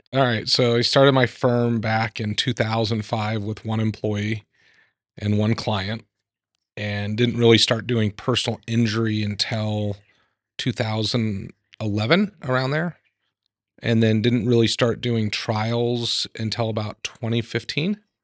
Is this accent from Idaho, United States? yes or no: yes; Idaho, United States; I grew up in Idaho